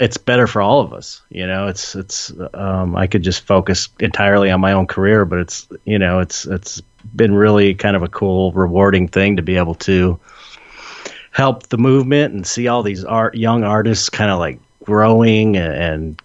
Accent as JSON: {"language": "English", "town": "San Pedro", "region": "California", "country": "United States", "said": "I'm from San Pedro"}